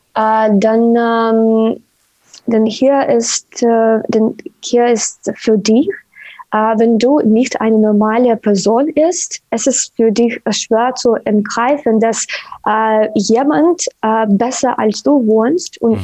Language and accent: German; Sumy, Sumy Oblast, Ukraine; German is a second language; moved away as an adult; now in Lviv, Ukraine; ich bin in Summe geboren, äh, geboren und das ist die Stadt neben Kärnten